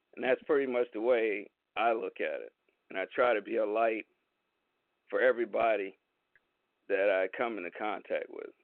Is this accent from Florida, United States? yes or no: no; Los Angeles, California, United States; also born or lived in Houston, Texas; I was born in Houston, Texas, raised in uh, Southern California, the Los Angeles area.